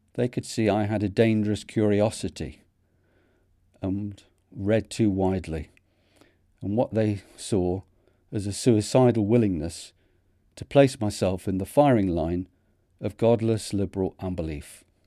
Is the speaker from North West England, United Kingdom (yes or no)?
yes; Manchester, North West England, United Kingdom; accent: Manchester; my Manchester accent